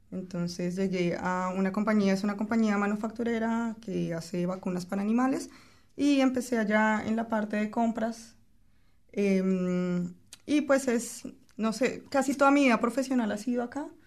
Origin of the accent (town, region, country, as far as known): Colombia; moved away